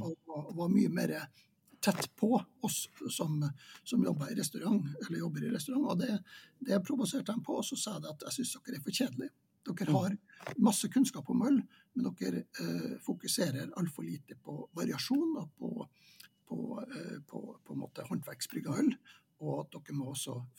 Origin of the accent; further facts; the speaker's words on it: Vadsø, Finnmark, Norway; moved away as an adult; now in Trondheim, Norway; jeg er jo født og oppvokst i Vadsø